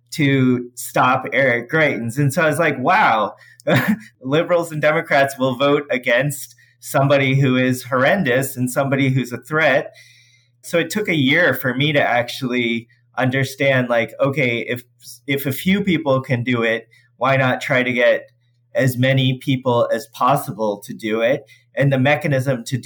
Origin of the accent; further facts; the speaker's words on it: St. Louis, Missouri, United States; I'm from St. Louis, Missouri